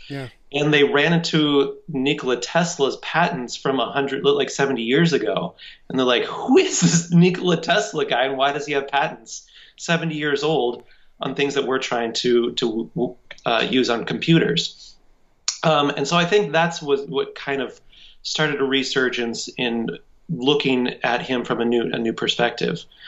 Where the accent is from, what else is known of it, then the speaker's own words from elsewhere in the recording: Cheyenne, Wyoming, United States; I would just been acting in community theater all of my life in Cheyenne, Wyoming